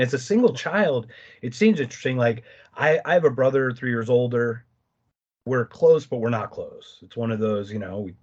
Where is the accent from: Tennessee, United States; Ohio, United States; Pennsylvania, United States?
Pennsylvania, United States; Philadelphia; now in Arizona, United States; I grew up in Philadelphia